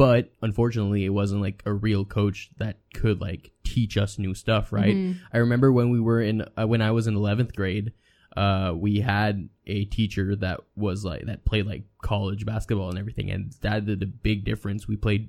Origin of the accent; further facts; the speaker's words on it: Saint John, New Brunswick, Canada; So I grew up in St. John in New Brunswick, and I went to the French school, Samuel de Champlain